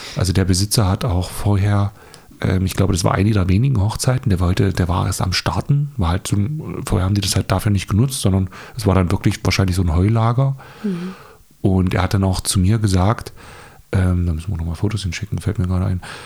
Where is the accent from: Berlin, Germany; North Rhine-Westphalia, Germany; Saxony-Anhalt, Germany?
Saxony-Anhalt, Germany; Dessau; wie kommen wir hier aus Dessau, Sachsen-Anhalt? ähm, bei uns ist ja flach